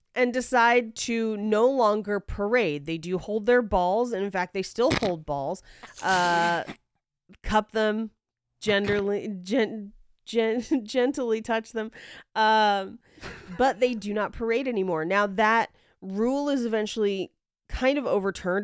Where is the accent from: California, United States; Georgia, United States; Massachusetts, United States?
California, United States; the Bay Area; I'm from the Bay